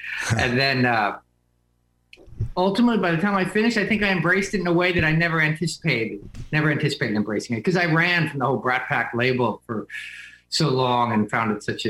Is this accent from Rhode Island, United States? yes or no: no; New Jersey, United States; now in New York, United States; I grew up in Jersey, and I've lived in New York. It's sort of our escape pod up here. I live in Manhattan most of the time.